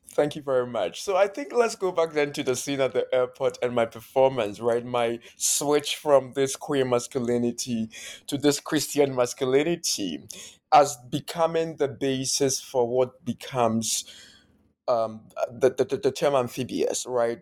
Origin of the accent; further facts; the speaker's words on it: Ghana; first language Akan; English is a second language; moved away as an adult; now in United States; growing up in Ghana